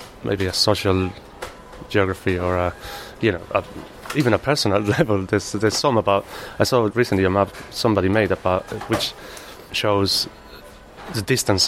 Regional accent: Malaga, Andalusia, Spain; English is a second language; moved away as an adult; now in London, United Kingdom; I'm originally from Spain. Probably can't tell from Malaga, and yes, I arrived to London about 13 years ago

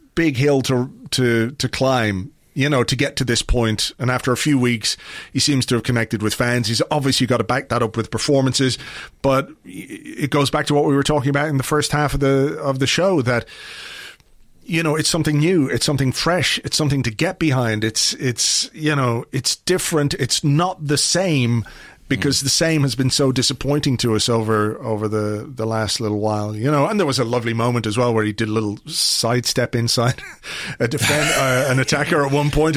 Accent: England, United Kingdom; when I grew up in England, in the seventies to Irish parents

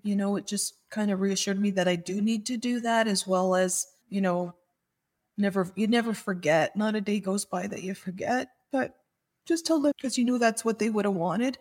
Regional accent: Niagara Falls, Ontario, Canada; I'm from Niagara Falls, Ontario, Canada.

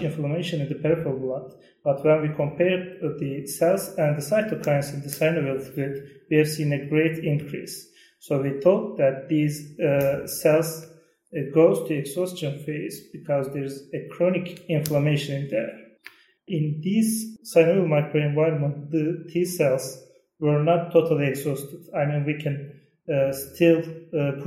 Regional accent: Turkey; from Turkey

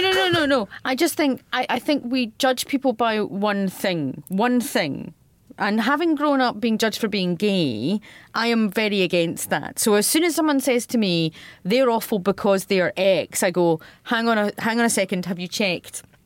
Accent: Scotland, United Kingdom; accent: Radio Four Scottish; I can be very Scottish, but I also have a Radio Four Scottish accent

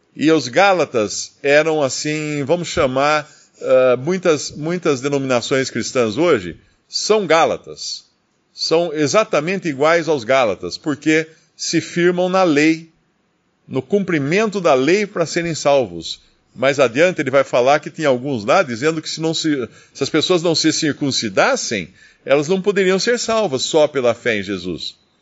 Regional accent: Brazil; eu sou brasileiro

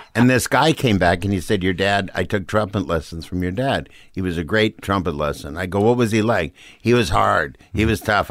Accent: Saint Paul, Minnesota, United States; moved away as an adult; also born or lived in Los Angeles; I grew up in Saint Paul

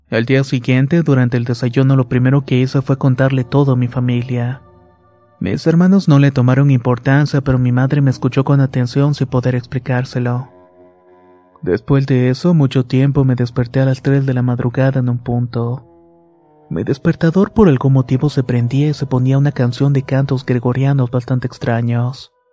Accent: Mexico City, Mexico; tengo que decir que soy originario de la Ciudad de México

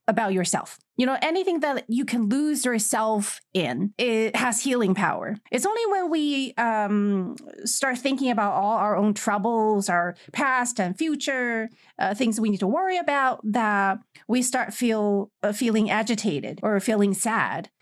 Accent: China

